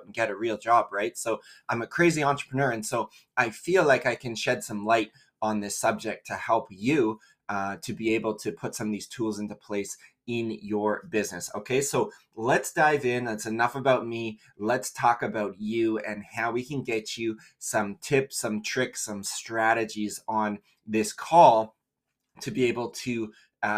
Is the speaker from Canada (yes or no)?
yes; Canada; also born or lived in Vancouver, British Columbia; We're based just outside Vancouver, BC in Canada. What is up, my fellow Canadians? Love